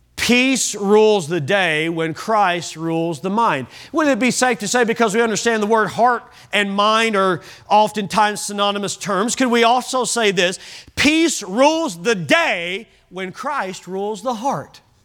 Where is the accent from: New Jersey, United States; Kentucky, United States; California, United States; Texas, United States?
Kentucky, United States; now in Oklahoma, United States; I'm from Kentucky